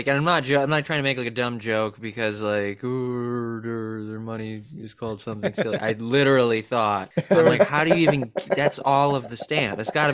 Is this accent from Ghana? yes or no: no; United States; No, I'm just American, so.